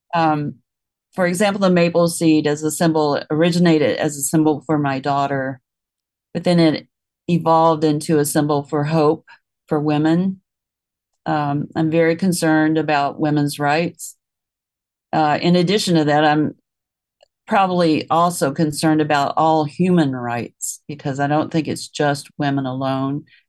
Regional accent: Memphis, Tennessee, United States; I grew up in Tennessee and the city of Memphis

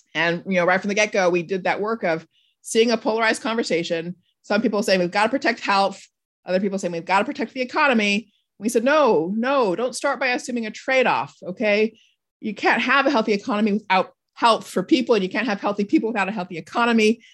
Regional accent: Southern California, United States; I was also from a really big family, an extended family growing up in Southern California

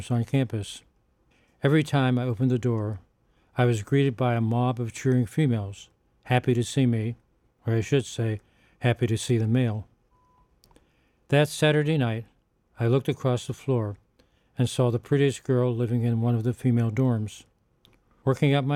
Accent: Pittsburgh, Pennsylvania, United States; moved away; my hometown Pittsburgh

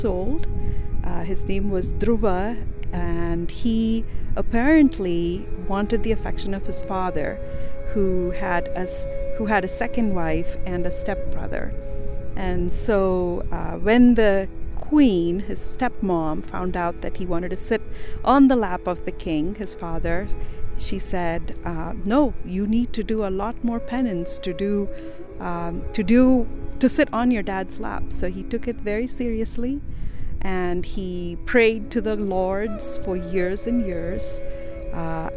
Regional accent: India; moved away as an adult; now in Utah, United States; I am born and raised in India, and I came to the University of Utah as a graduate student, and that was almost 20 years ago, and we've lived here ever since

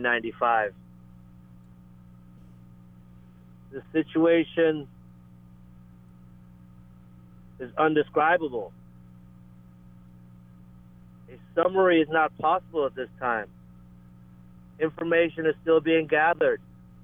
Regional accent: Georgetown, Guyana; now in Lahaina, United States; Georgetown, Guyana, where I was born in 1972.

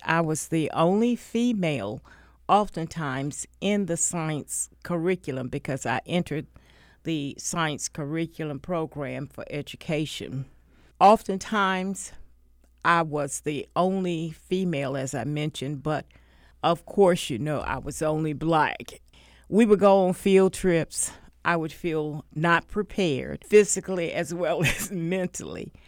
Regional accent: Wilmington, North Carolina, United States; I grew up in Wilmington in housing

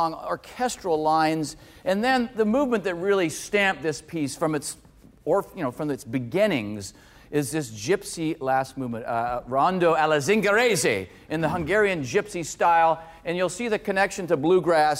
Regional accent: Canada; growing up in Canada

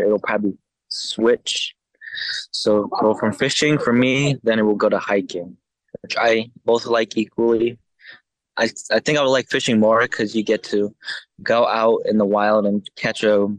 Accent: Albuquerque, New Mexico, United States; I am from Albuquerque, New Mexico. I was born and raised here ever since I was a baby.

